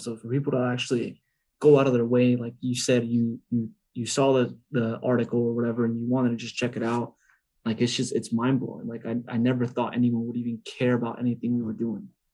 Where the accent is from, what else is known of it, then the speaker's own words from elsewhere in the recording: Arizona, United States; also born or lived in Los Angeles, California; I was born in Los Angeles and I moved to Arizona when I was four, four or five